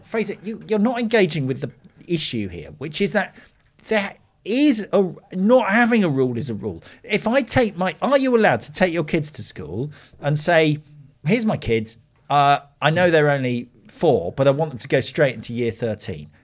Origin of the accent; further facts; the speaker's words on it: United Kingdom; being British